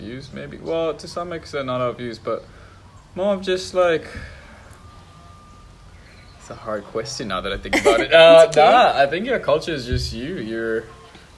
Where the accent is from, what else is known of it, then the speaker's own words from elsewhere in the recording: Malaysia; I'm from Malaysia